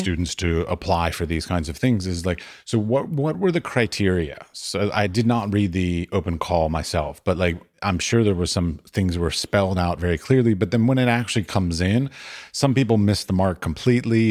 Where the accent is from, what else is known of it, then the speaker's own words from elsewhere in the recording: United States; now in Norway; as an American.